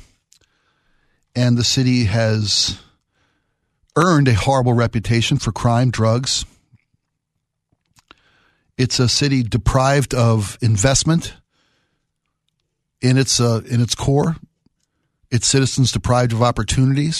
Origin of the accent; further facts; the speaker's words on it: Baltimore, Maryland, United States; moved away; my hometown of Baltimore